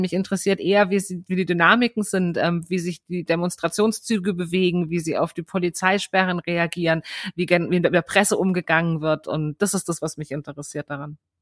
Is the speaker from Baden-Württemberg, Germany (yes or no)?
no; Berlin, Germany; ich komme aus Berlin